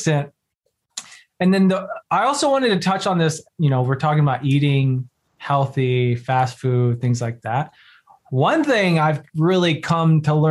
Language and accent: English; the South, United States; I'm from the South. I was raised in the South